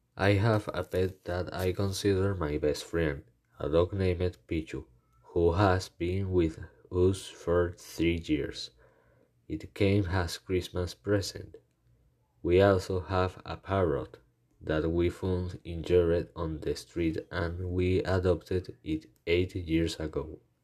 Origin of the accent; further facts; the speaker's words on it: Caracas, Capital District, Venezuela; I was born in Caracas on February 25, 2005. I live in the Los Naranjos urbanization in a building that has a beautiful view of the entire city of Caracas.